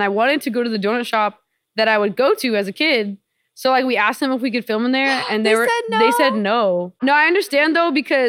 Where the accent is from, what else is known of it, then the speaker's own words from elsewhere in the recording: Norwalk, California, United States; I just love like LA. You know, it's where I'm from